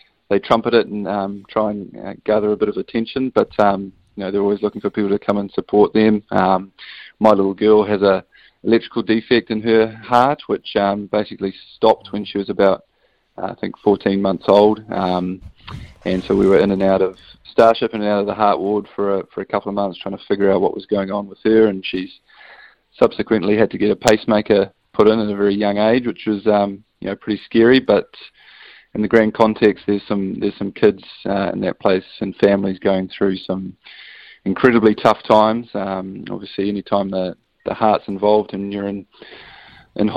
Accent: New Zealand; as a Kiwi without a European passport

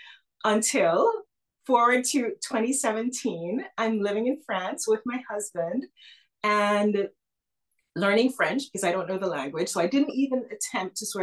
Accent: Antigua & Barbuda; I was born in the Caribbean in a tiny island nation called Antigua and Barbuda

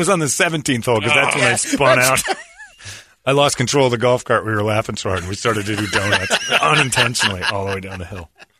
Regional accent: Indiana, United States; moved away; Originally, I'm from Indiana.

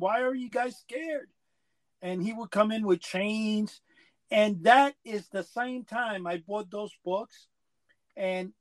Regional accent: New York City, New York, United States; also born or lived in Cuba; I grew up in Manhattan, came from Cuba in the early 60s, late 60s, actually, very young.

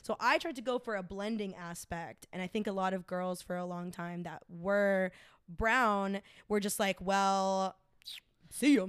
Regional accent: Smyrna, Georgia, United States; moved away as an adult; also born or lived in East Cobb, Georgia; now in Chicago, United States; I grew up in Smyrna before the gentrification.

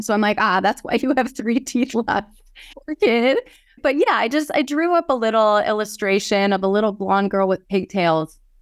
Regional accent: Yankton, South Dakota, United States; born or raised there; also born or lived in Knoxville, Tennessee

